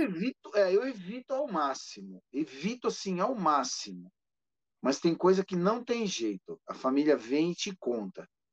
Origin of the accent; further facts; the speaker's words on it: ABC Paulista, São Paulo, Brazil; Eu sou do ABC Paulista